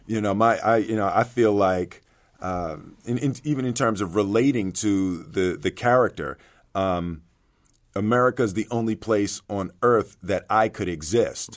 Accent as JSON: {"language": "English", "town": "Philadelphia", "region": "Pennsylvania", "country": "United States", "tie": "born or raised there", "said": "I grew up in Philly, you know, with my, my Philadelphia Eagles"}